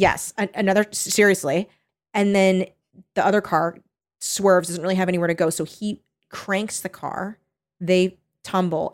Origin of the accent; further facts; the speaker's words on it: California, United States; I'm a California kid